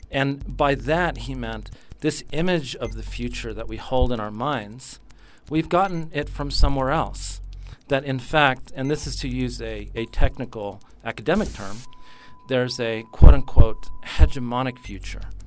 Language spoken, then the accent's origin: English; California, United States; also born or lived in Mexico; now in Australia; um, I'm part of the um, diaspora mexicano. Um, I live in Australia. I was born in California.